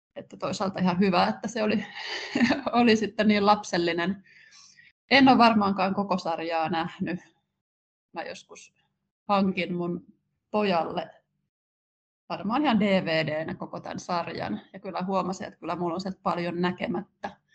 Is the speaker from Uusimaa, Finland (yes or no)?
yes; Kerava, Uusimaa, Finland; Mä oon syntynyt 79 ja asunut Keravalla nuoruutteni